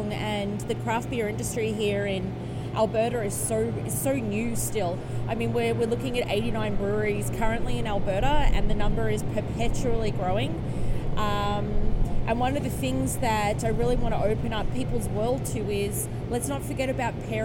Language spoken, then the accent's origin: English; Australia; moved away; I come from a background, I'm Australian